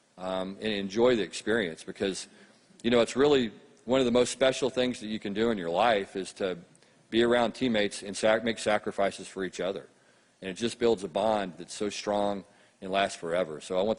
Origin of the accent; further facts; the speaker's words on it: Texas, United States; growing up in Texas